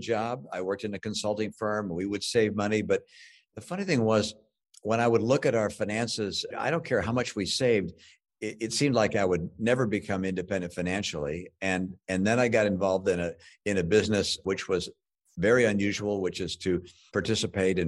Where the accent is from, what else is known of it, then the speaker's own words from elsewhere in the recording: Detroit, Michigan, United States; I grew up in Detroit